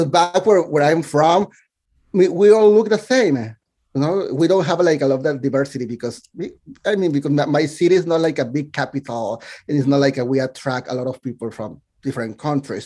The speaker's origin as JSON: {"language": "English", "country": "Mexico", "tie": "born or raised there", "second_language": "English", "moved": "as an adult", "lives_now": "New York City, United States", "said": "I was born and raised in Mexico"}